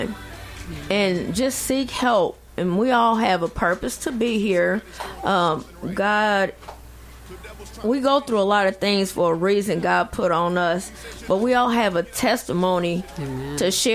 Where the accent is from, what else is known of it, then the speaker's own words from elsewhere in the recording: Kennett, Missouri, United States; moved away as an adult; I've been here a year and a half. I'm originally from Kennett, Missouri.